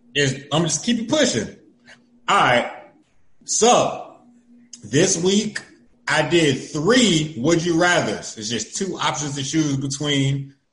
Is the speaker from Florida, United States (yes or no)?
yes; Florida, United States; I'm from Florida, right? I'm from the middle of nowhere in Florida